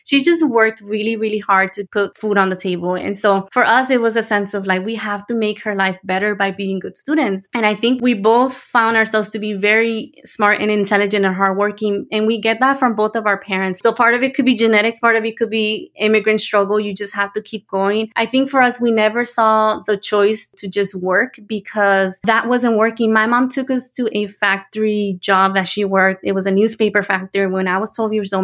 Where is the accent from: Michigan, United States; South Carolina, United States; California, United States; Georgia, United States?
California, United States; Los Angeles; also born or lived in Tijuana, Mexico; I was born in Tijuana, Mexico, and I came to the United States when I was six years old. We moved to the San Gabriel Valley in the greater Los Angeles area in California